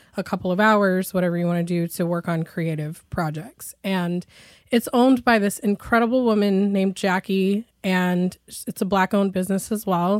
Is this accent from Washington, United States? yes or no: yes; Shoreline, Washington, United States; So I grew up in Shoreline, which used to be part of North Seattle, but then became its own little city